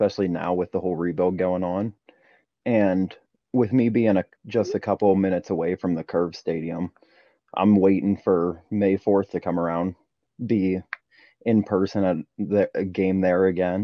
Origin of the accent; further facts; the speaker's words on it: Hollidaysburg, Pennsylvania, United States; I'm from Hollidaysburg, PA, which is just outside of Altoona